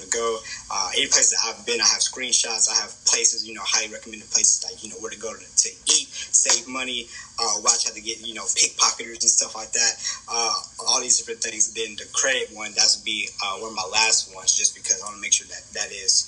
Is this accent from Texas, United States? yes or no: no; Kansas City, Kansas, United States; also born or lived in Wichita, Kansas; I come from Wyandotte County, right? Kansas City, Kansas.